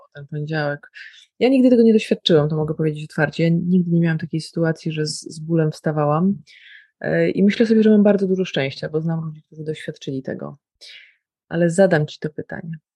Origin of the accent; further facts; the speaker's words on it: Białystok, Podlaskie Voivodeship, Poland; moved away; przyjechałam do domu i w białym stoku moim rodowitym mieście